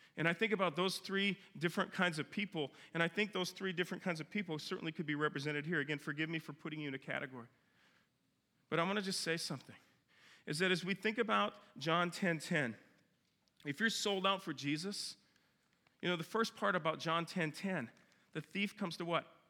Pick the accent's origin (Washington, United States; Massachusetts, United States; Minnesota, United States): Minnesota, United States; moved away; I grew up in Minnesota